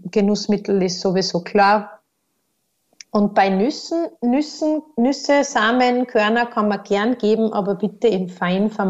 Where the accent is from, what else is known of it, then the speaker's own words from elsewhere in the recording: Austria; Aber bei uns in Österreich kommt man eben auf den Konsensus